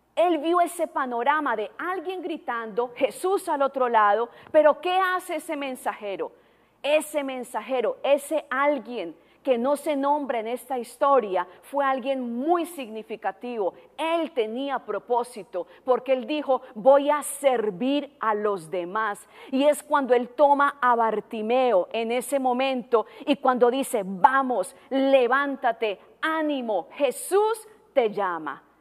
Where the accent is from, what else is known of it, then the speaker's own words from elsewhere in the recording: Colombia; moved away as an adult; also born or lived in Tijuana, Mexico; now in United States; Yo no soy americana, no tengo nacionalidad americana todavía. Soy colombiana.